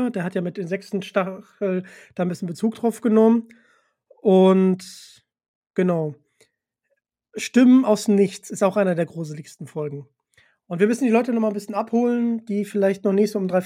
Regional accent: North Rhine-Westphalia, Germany; now in Hamburg, Germany; Ich bin ja leider kein gebürtiger Hamburger. Ja. Ich bin zugezogen aus Nordrhein-Westfalen.

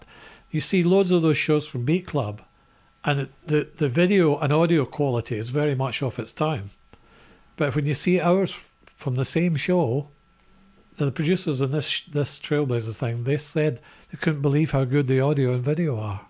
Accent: Scotland, United Kingdom; we're Scottish.

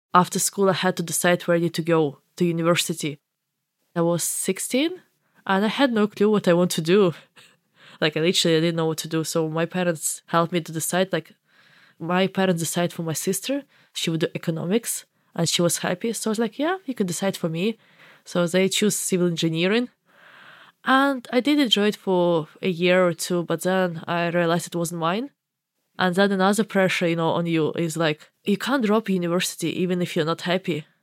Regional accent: Makiivka, Donetsk Oblast, Ukraine; English is a second language; moved away as an adult; also born or lived in Dublin, Ireland; now in Portlaoise, Ireland; I grew up in Makiivka, but, like, the nearest, largest city is Donetsk, like, twenty minutes away from me.

